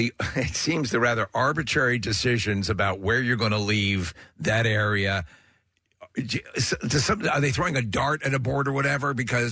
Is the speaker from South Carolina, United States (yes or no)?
no; New York, United States; moved away; growing up in New York